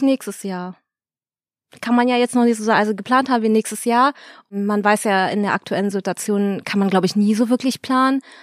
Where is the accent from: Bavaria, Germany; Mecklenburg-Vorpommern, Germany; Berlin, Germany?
Berlin, Germany; moved away as an adult; now in Cologne, Germany; ich bin gebürtige Berlinerin, Yay! habe 25 Jahre oder so hier gewohnt